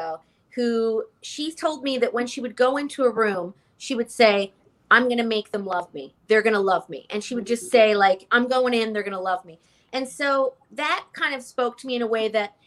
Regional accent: Canada; moved away as an adult; now in New York, United States; I'm Canadian

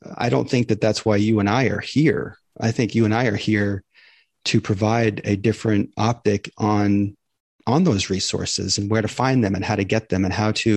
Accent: Maine, United States; now in Tampa, United States; I grew up in Maine

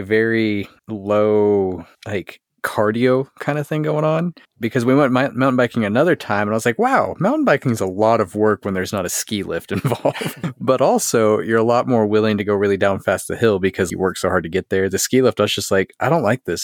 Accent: Texas, United States; I'm Texan

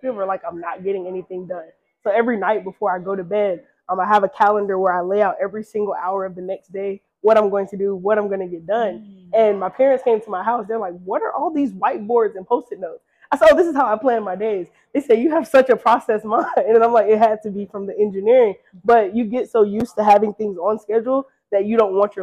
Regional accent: Decatur, Georgia, United States; also born or lived in Atlanta, Georgia; from Atlanta, Georgia, born and raised in Decatur

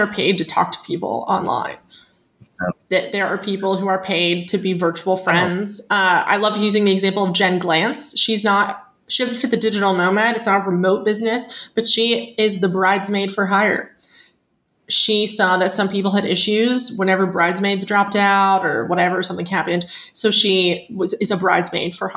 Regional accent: Pittsburgh, Pennsylvania, United States; moved away as an adult; I'm from the Pittsburgh area

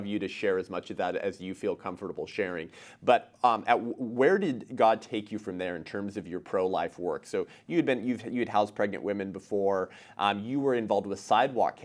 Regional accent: California, United States; California, my home state

